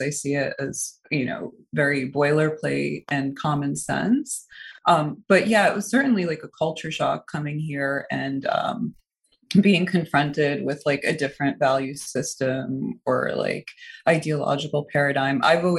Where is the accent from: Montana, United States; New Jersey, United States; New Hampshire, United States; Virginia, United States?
New Jersey, United States; English is a second language; also born or lived in Moscow, Russia; And I was born in Moscow, and I came to the United States when I was 5 years old and settled in New Jersey with my family.